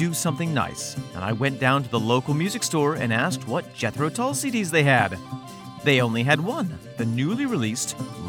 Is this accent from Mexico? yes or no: no; Beirut, Beirut Governorate, Lebanon; I grew up in Beirut, Lebanese father and Welsh mother.